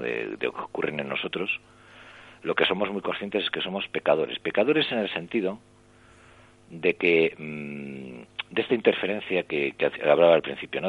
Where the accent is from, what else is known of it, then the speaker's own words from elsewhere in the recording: Santander, Cantabria, Spain; moved away; regresé a, mi, a Santander, yo soy de Santander